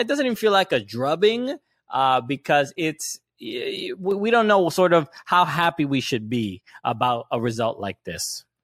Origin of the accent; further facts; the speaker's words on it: New York City, New York, United States; I grew up in Brooklyn, New York